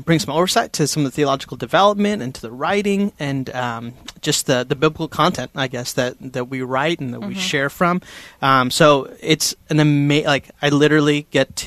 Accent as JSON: {"language": "English", "country": "India", "said": "I'm Indian, like from India"}